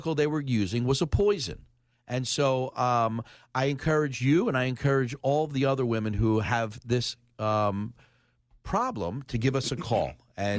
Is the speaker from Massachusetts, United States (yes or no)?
no; Philadelphia, Pennsylvania, United States; I grew up in the Oxford Circle with food stamps